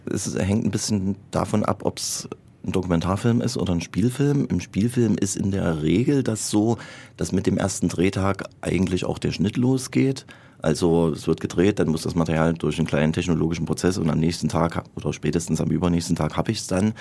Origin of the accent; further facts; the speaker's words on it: Gera, Thuringia, Germany; in meinem Geburtsort Gera